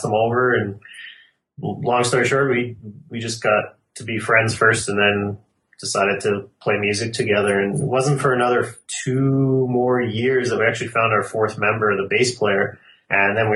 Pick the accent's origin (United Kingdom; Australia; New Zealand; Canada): Canada; Calgary, Alberta; We're all from Calgary.